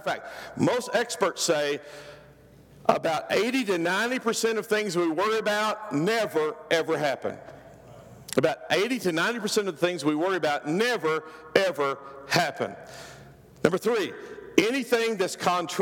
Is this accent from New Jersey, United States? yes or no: no; Oklahoma, United States; I'm from Oklahoma. This is what we called it. We called it slopping the hogs.